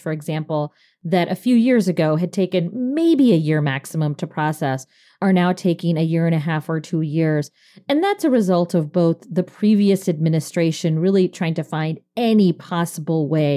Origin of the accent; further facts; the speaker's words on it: Fridley, Minnesota, United States; I was the first baby born in Fridley, Minnesota, the year I was born.